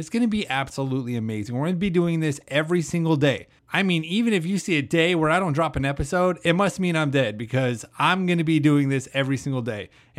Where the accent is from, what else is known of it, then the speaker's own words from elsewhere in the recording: Idaho, United States; Now, if you don't know, I moved from Idaho. So I'm used to the cold, the mountains and everything. And my mom just told me the other day that it's been in the 30s back home.